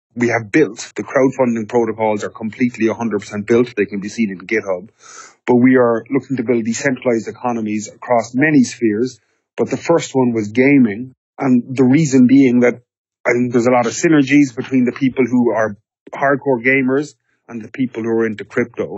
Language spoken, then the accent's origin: English; Ireland; I'm Irish.